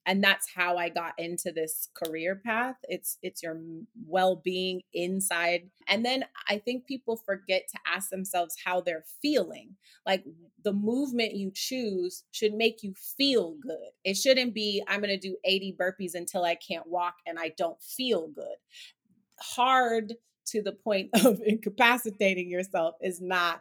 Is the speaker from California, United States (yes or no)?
yes; Oakland, California, United States; also born or lived in Harlem, New York City; now in New York City, United States; I am from Oakland, California. I reside in Harlem in New York City.